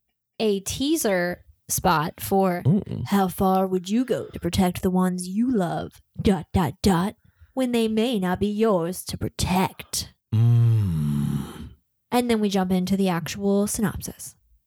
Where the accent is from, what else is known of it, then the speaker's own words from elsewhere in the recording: Boston, Massachusetts, United States; If I'm from Boston.